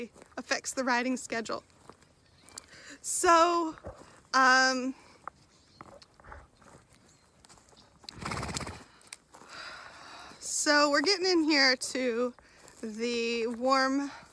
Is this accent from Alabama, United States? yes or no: no; Southern California, United States; moved away; grew up in Southern California